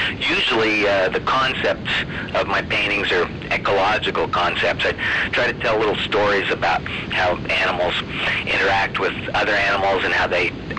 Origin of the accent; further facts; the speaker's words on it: Salt Lake City, Utah, United States; I was born in the Salt Lake area